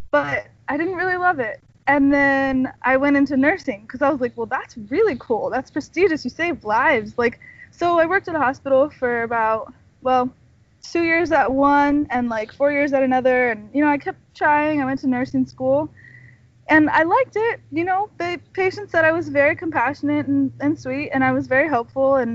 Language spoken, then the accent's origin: English; California, United States; also born or lived in Washington / Texas / Florida / New York; No, I'm from California. I was born here, and then actually I moved. I lived in Washington State. I lived in Texas. I lived in Florida, and I lived in New York. But I came back because I love California.